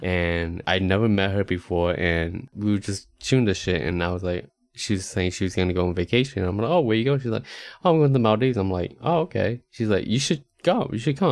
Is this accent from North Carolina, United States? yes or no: yes; Charlotte, North Carolina, United States; also born or lived in Texas; now in Austin, United States; I was going home to Charlotte